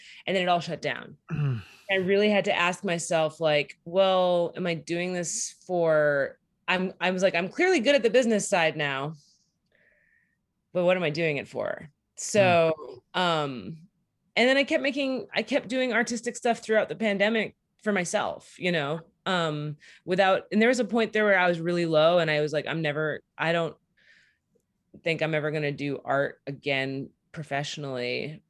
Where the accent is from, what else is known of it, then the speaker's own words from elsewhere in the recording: San Diego, California, United States; also born or lived in New Bedford, Massachusetts; I grew up in California and the Northeast. So I grew up in San Diego and New Bedford, Massachusetts.